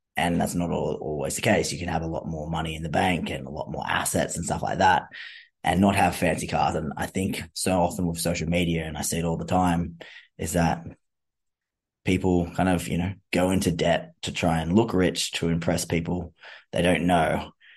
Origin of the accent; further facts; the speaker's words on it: Australia; being Australian